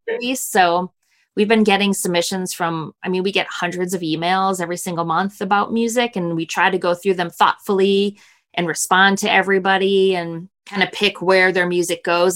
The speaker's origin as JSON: {"language": "English", "town": "Milwaukee", "region": "Wisconsin", "country": "United States", "tie": "born or raised there", "said": "We, we grew up outside of Milwaukee"}